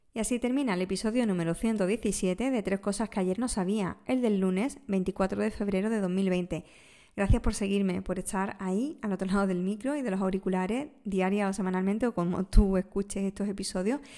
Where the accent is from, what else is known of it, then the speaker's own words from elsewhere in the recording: Andalusia, Spain; como buena andaluza